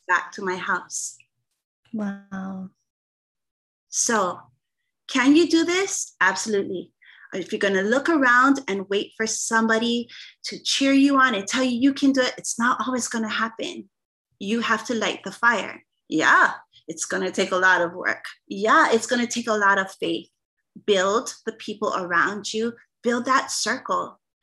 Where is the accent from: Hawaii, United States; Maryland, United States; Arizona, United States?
Hawaii, United States; I'm the Hawaiian singer